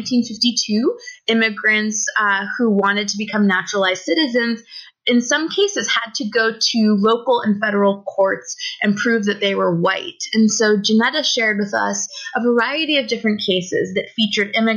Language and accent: English; United States; moved away as an adult; now in Toronto, Canada; I was born in the United States and I grew up there my whole life